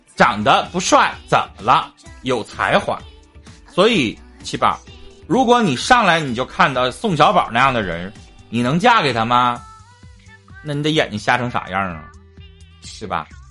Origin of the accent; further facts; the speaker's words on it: Northeast China, China; accent: Northeastern (Dongbei); 我们东北话俩字儿